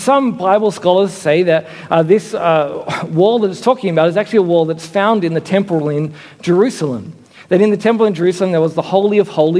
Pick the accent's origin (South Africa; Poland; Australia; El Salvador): Australia; also born or lived in Sydney; I'm Australian, we're Australians together